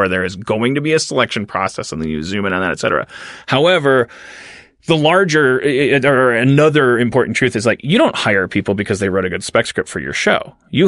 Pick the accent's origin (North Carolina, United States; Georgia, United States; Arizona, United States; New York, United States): New York, United States; Harlem; I'm 25 years old. I'm a black male screenwriter. I'm really funny, and I'm a really good writer, and I grew up in Harlem.